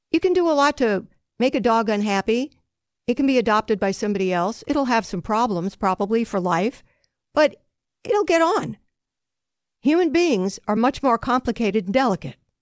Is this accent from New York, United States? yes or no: yes; Long Island, New York, United States; I was growing up on Long Island